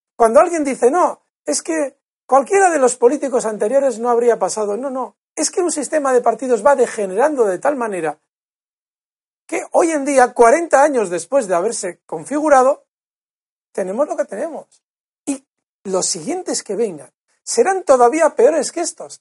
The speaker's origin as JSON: {"language": "Spanish", "region": "Basque Country", "country": "Spain", "said": "yo soy vasco"}